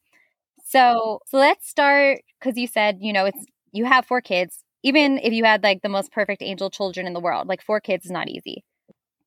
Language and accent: English; New Jersey, United States; I'm from New Jersey.